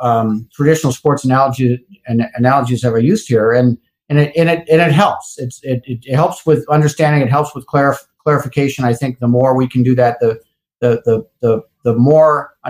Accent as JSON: {"language": "English", "town": "Minneapolis", "region": "Minnesota", "country": "United States", "said": "I'm from Minneapolis, from Minnesota."}